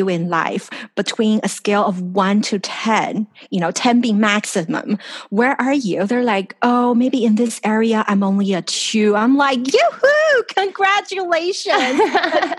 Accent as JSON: {"language": "English", "town": "Los Angeles", "region": "California", "country": "United States", "tie": "born or raised there", "moved": "as an adult", "lives_now": "Taiwan", "said": "I grew up in California. I grew up in Los Angeles, and my parents are there."}